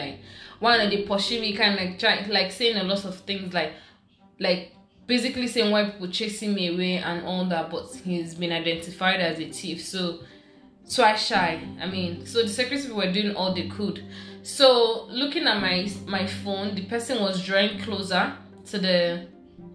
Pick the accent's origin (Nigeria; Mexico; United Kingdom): Nigeria; Abia; I'm from Abia State.